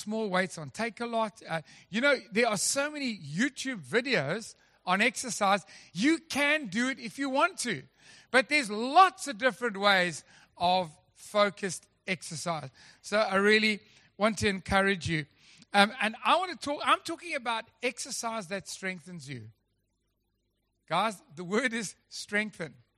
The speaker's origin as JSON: {"language": "English", "town": "Durban", "region": "KwaZulu-Natal", "country": "South Africa", "moved": "yes", "lives_now": "Western Cape, South Africa", "said": "I come from Durban"}